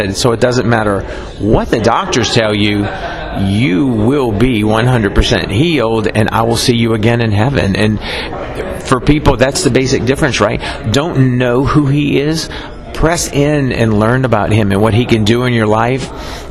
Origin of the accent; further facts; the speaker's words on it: New Orleans, Louisiana, United States; I grew up in New Orleans